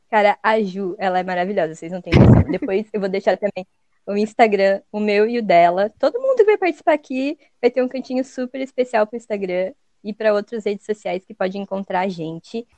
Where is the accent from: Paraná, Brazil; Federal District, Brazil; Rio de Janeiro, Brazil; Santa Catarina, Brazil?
Santa Catarina, Brazil; Joinville; aqui, onde a gente mora, a gente, a gente é de Joinville, aqui de Santa Catarina